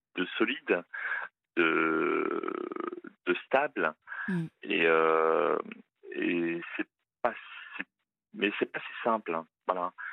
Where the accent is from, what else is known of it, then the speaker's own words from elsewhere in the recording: Hauts-de-France, France; Je viens des Hauts-de-France